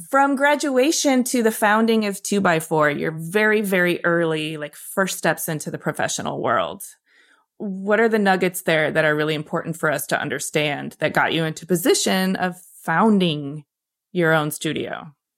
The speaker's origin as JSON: {"language": "English", "region": "Michigan", "country": "United States", "also_born_or_lived": "New York City", "moved": "as an adult", "said": "I came from Michigan"}